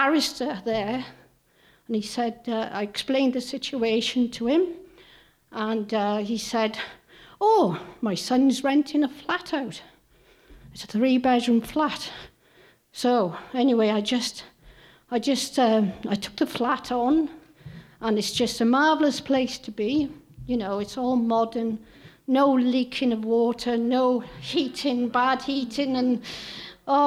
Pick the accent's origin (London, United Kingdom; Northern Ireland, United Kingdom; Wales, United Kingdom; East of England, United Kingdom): Wales, United Kingdom; moved away as an adult; now in Stoke-on-Trent, United Kingdom; As you can see by my accent, I'm not from around here. I'm from Wales. And I've been living in Stoke now for about a year.